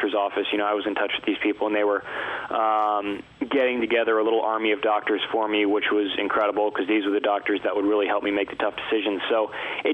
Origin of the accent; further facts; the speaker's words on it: Atlanta, Georgia, United States; I actually grew up in Atlanta and had surgery at Emory University